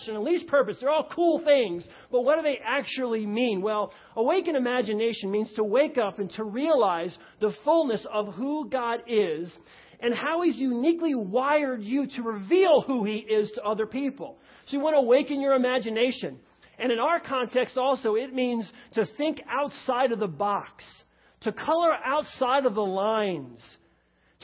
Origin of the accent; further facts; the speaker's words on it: New York, United States; moved away; I come from New York, and so I can talk fast